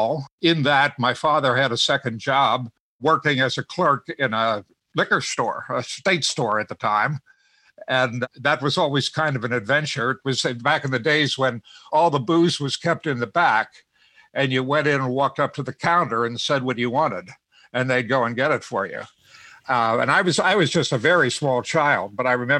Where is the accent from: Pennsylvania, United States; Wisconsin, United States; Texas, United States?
Pennsylvania, United States; Harrisburg; When I was growing up in Harrisburg, my family was not a family that kept alcohol in the home